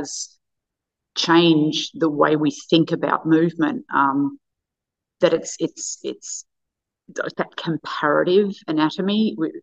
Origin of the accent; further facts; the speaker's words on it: Australia; as an Australian